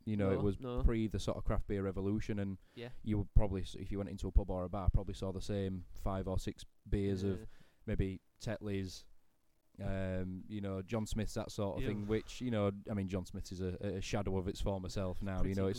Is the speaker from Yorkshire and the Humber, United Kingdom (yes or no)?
yes; Great Preston, Yorkshire and the Humber, United Kingdom; I grew up in Great Preston, which is a village in between all three.